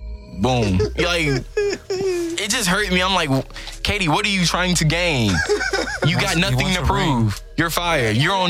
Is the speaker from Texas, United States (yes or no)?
yes; Houston, Texas, United States; I'm Texas," just because I'm from Houston.